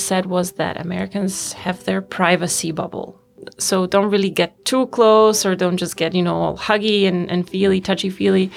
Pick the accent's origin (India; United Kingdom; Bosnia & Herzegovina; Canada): Bosnia & Herzegovina; Sarajevo, Federation of Bosnia and Herzegovina; English is a second language; moved away as an adult; also born or lived in Anchorage, Alaska; now in Vienna, Austria; I'm from Sarajevo, from Bosnia and Herzegovina